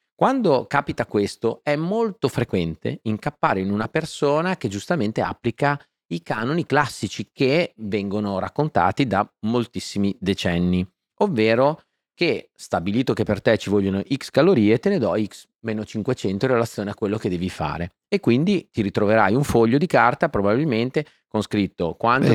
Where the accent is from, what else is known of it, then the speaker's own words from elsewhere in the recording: Faenza, Emilia-Romagna, Italy; Sono nato a Faenza e sono un romagnolo doc.